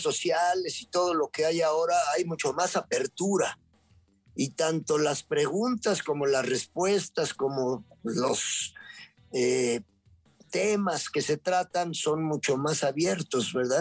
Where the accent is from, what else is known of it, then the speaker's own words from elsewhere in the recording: Puebla, Mexico; yo soy poblano chicharronero